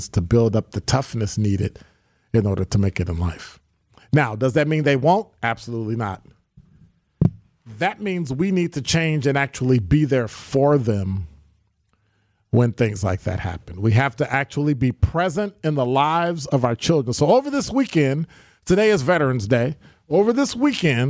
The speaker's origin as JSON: {"language": "English", "town": "Chicago", "region": "Illinois", "country": "United States", "tie": "born or raised there", "moved": "yes", "lives_now": "Milwaukee, United States", "said": "growing up in Chicago"}